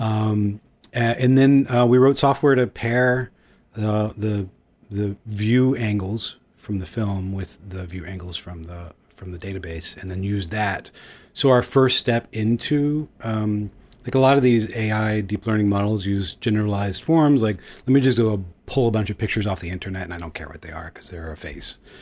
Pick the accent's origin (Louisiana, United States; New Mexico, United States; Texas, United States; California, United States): Texas, United States; Houston; moved away; also born or lived in Los Angeles / New York; I grew up in Houston and I've lived in Los Angeles